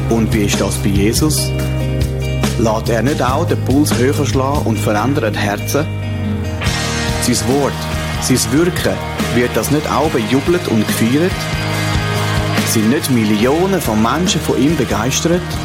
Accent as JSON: {"language": "German", "region": "Schaffhausen", "country": "Switzerland", "tie": "born or raised there", "said": "ich bin im Kanton Schaffhausen aufgewachsen"}